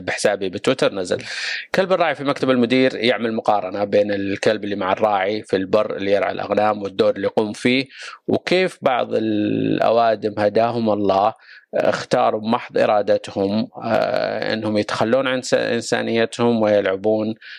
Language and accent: Arabic; Saudi Arabia; كلنا كسعوديين